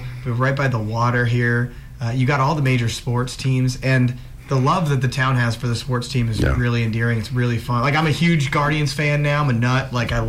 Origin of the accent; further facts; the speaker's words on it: upstate New York, United States; also born or lived in the West; now in Cleveland, United States; Originally from upstate New York, and then, Matt and I were born in a little town in upstate New York, and then, you know, went to school and, went out in the West